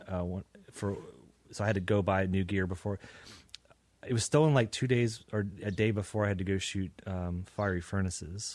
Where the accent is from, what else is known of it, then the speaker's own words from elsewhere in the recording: Lynchburg, Virginia, United States; moved away as an adult; now in Richmond, United States; growing up in Lynchburg